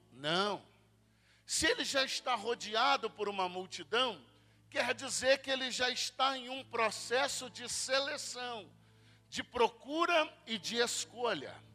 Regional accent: Espírito Santo, Brazil; eu sou lá do estado do Espírito Santo

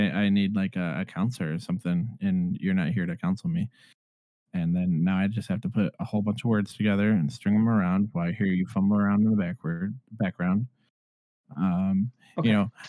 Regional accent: Buffalo, New York, United States; now in Phoenix, United States; I grew up in Buffalo, okay?

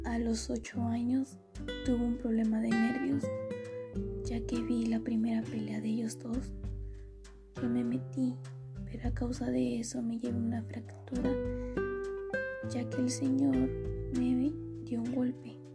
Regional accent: Potrero Nuevo, Veracruz, Mexico; Soy de Potrero Nuevo, municipio San Rafael, estado de Veracruz

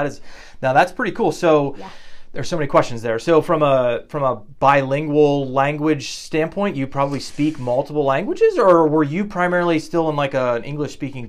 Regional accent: United States; as an American, you're just spoiled

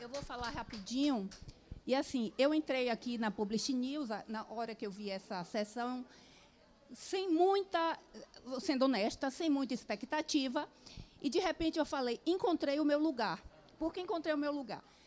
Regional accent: Northeast Region, Brazil; sou nordestina também

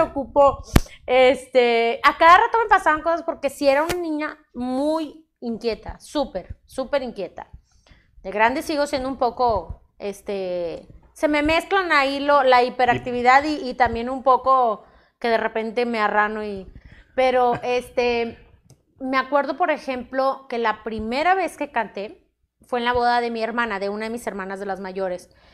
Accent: Monterrey, Nuevo León, Mexico; Aquí en Monterrey, orgullosamente Regia, Regia México, exactamente Monterrey

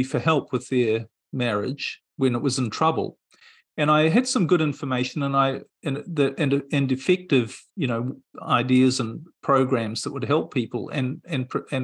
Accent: New Zealand; moved away; I'm originally from New Zealand, and I was living in New Zealand at the time

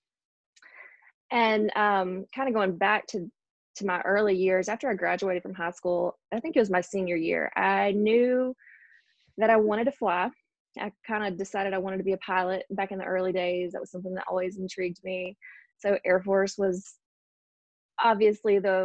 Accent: Mississippi, United States; also born or lived in Houston, Texas; I was born in Houston, Texas, moved to Mississippi, probably not too much longer after that, and grew up in Mississippi, was raised here

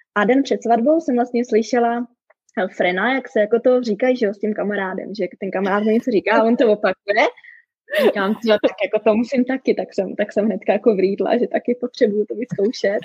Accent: Czechia; moved away as an adult; now in Calgary, Canada; já jsem teda Češka

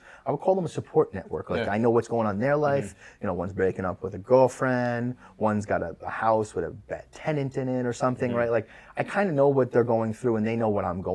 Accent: New York City, New York, United States; we've been in Queens forever because I grew up in Queens

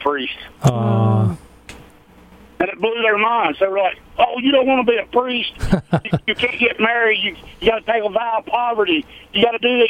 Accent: North Carolina, United States; I'm from North Carolina

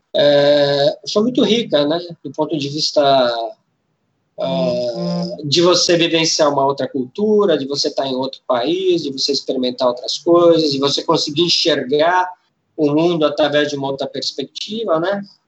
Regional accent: São Paulo, Brazil; eu sou de São Paulo, me formei em turismo

